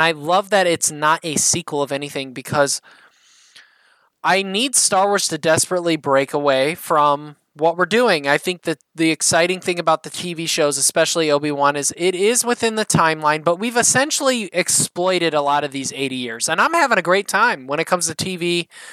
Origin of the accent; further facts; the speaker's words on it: South Bend, Indiana, United States; accent: Midwestern; I come from South Bend, Indiana